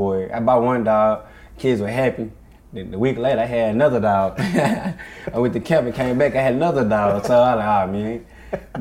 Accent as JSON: {"language": "English", "town": "Dallas", "region": "Texas", "country": "United States", "said": "we came up from Dallas, trained at the same gym, Maple Avenue Boxing Gym"}